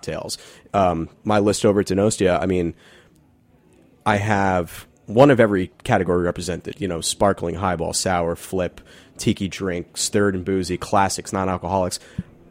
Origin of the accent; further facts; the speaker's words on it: New York, United States; I'm from Manhattan, so I don't really get out here so much